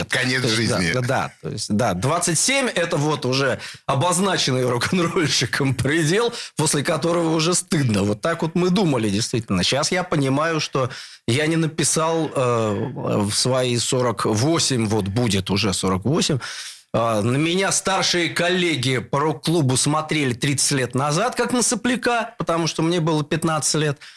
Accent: Saint Petersburg, Russia; born there; Родился на Новосилевском в самом, что ни на есть, промышленном сердце.

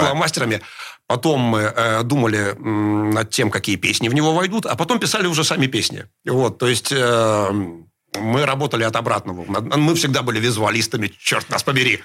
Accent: Saint Petersburg, Russia; Я родился в Питере 53 года назад э, в пролетарской семье

